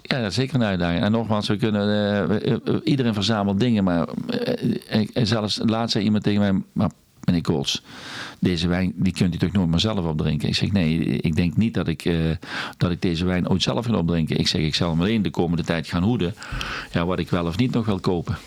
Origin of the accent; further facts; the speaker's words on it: Netherlands; wij zijn Hollanders